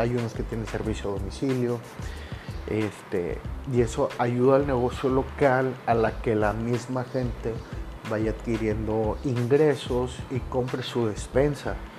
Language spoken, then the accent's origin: Spanish; Monterrey, Nuevo León, Mexico; yo soy originario de Monterrey, Nuevo León